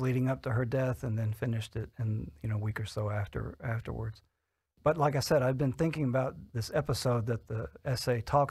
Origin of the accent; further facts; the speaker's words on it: Alabama, United States; moved away as an adult; also born or lived in Athens, Georgia; now in Atlanta, United States; I grew up in Alabama and moved to Georgia in 1983, to Athens, and then to Atlanta around in 1985, and been living in Atlanta ever since.